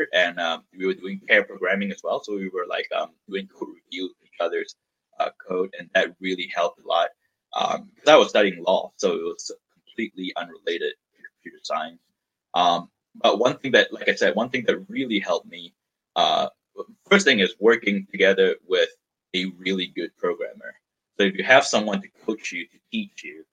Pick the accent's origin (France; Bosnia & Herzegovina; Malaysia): Malaysia; moved away as an adult; now in United States; I was born and raised in Malaysia, and at the time I was in Malaysia